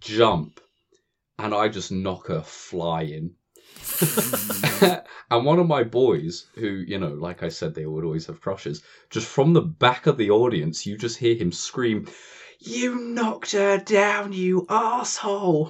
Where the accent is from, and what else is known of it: United Kingdom